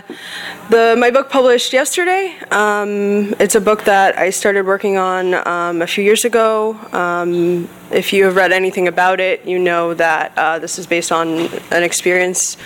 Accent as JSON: {"language": "English", "area": "a suburb of Philadelphia", "region": "Pennsylvania", "country": "United States", "tie": "born or raised there", "also_born_or_lived": "Los Angeles", "moved": "yes", "said": "I grew up in a suburb of Philadelphia"}